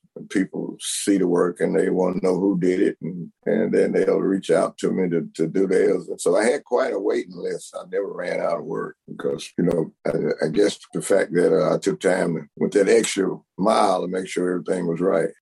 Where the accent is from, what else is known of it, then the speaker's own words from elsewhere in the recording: Bernice, Louisiana, United States; my hometown, uh, come to Bernice